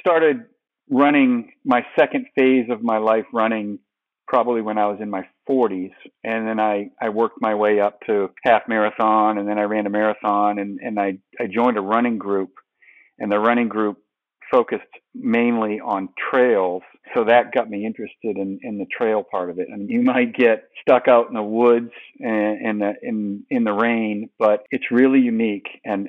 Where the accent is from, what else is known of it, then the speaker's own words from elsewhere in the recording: New England, United States; Well, I grew up in New England, so I'm a big fan of the four major Boston and New England sports teams, professional teams.